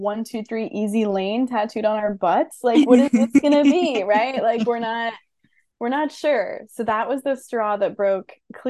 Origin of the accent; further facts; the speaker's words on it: East Coast, United States; moved away as an adult; I'm from the East Coast, and then I moved to California for graduate school, and that was a bold choice.